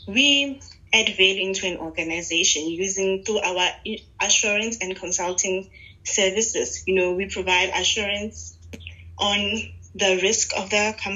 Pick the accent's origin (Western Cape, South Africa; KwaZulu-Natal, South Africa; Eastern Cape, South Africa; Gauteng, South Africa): Gauteng, South Africa; Pretoria; I grew up in Pretoria. My whole life has been in Pretoria